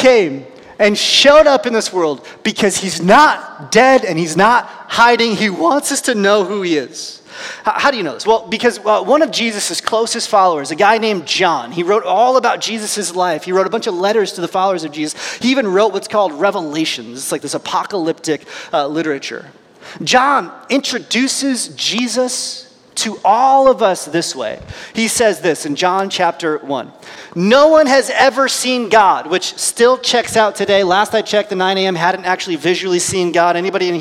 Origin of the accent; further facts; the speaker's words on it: United States; I'm an American